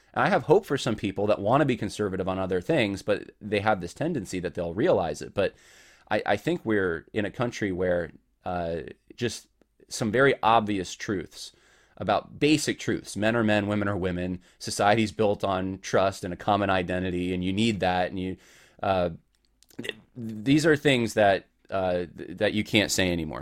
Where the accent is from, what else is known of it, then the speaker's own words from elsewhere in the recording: Southern California, United States; moved away; I'm originally from Southern California